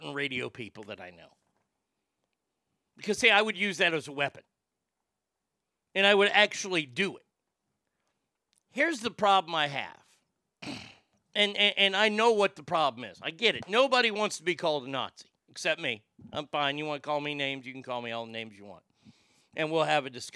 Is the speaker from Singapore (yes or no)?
no; Texas, United States; my home state here in Texas.